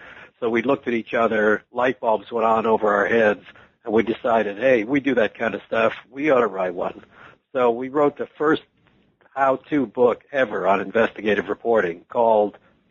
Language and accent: English; Washington, District of Columbia, United States; born there; Well, I was born in Washington, D.C., and I worked for the Detroit Free Press from 1970 to 76.